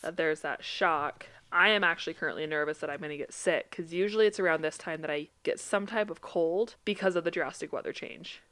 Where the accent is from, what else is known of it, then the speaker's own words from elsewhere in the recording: Utah, United States; I grew up around the Samoan culture a ton. Utah is very full of it